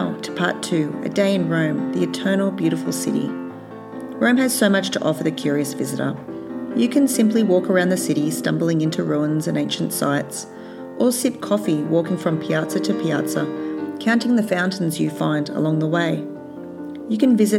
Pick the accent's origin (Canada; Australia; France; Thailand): Australia; as an Australian with a complicated colonised past